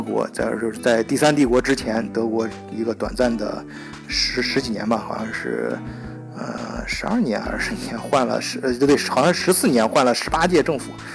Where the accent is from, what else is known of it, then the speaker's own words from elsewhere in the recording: China; 像我们中国人都知道的